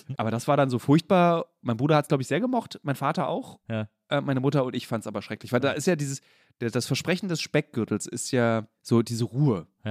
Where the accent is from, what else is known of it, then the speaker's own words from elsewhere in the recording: Berlin, Germany; ich bin in Lichtenberg groß geworden